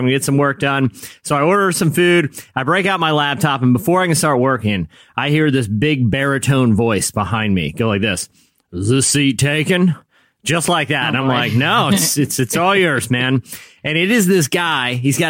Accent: Williamsburg, Virginia, United States; I grew up near Busch Gardens, Williamsburg

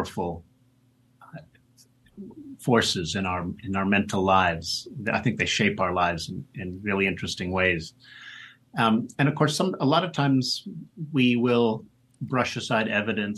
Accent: Pittsburgh, Pennsylvania, United States; Pittsburgh Steelers are my hometown team.

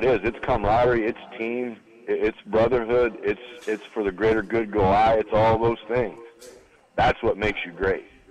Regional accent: Grand Island, Nebraska, United States; I'm originally from Grand Island, Nebraska. Kenny Fisher was my high school coach.

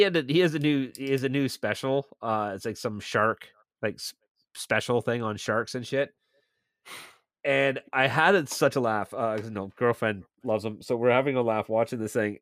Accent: Milton, Ontario, Canada; moved away as an adult; now in St. Catharines, Canada; I I now live in St. Catharines, and this is a guy in my hometown of Milton

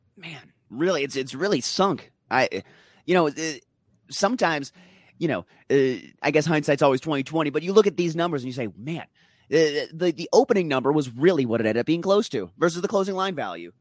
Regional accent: Denver, Colorado, United States; My hometown, Denver

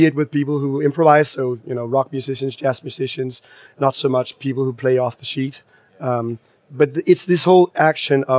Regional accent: Copenhagen, Capital Region of Denmark, Denmark; I grew up in Copenhagen

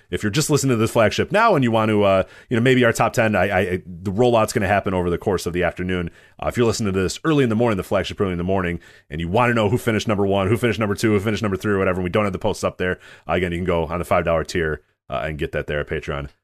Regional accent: Chicago, Illinois, United States; I grew up watching you in Chicago

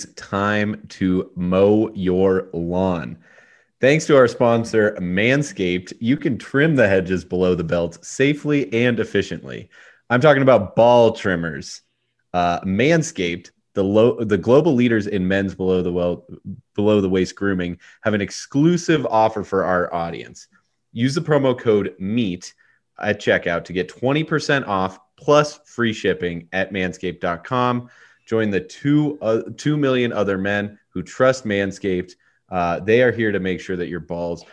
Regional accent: Missoula, Montana, United States; I'm from Missoula, Montana

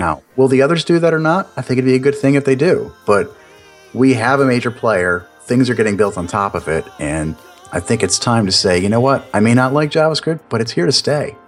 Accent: New York, United States; now in Florida, United States; I am Italian. I am from New York

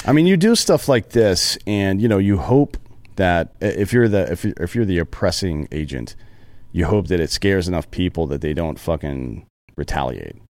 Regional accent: the South, United States; I'm from the South

